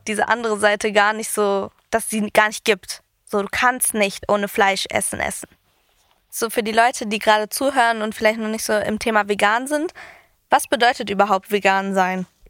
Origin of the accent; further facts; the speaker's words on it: Greece; ich bin Griechin